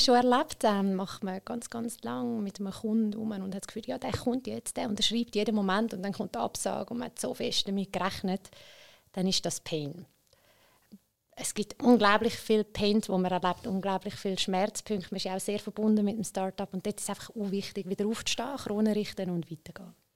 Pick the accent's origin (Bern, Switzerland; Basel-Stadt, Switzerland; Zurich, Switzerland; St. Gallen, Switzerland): Zurich, Switzerland; ich bin in Schwammendingen auch selber aufgewachsen